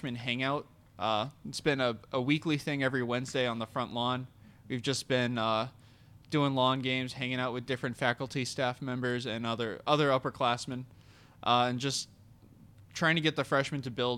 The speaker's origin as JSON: {"language": "English", "town": "Wareham", "region": "Massachusetts", "country": "United States", "also_born_or_lived": "South Portland, Maine", "moved": "as an adult", "said": "I'm from Wareham, Massachusetts. It's about 40 minutes away down south, right before you get to the Cape"}